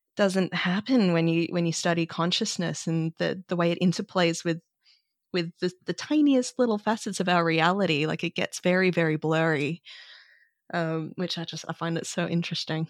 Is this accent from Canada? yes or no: no; Australia; growing up in Australia